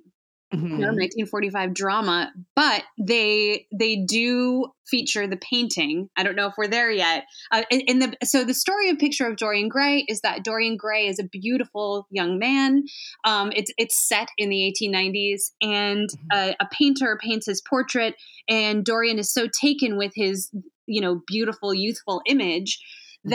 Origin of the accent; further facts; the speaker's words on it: Chicago, Illinois, United States; I'm from the Chicago area. I grew up there.